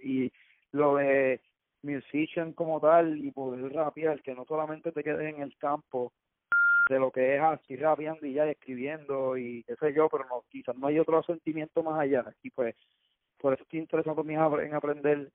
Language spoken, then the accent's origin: Spanish; Cayey, Puerto Rico; soy de acá de Calle y full respeto y amo Calle con mi vida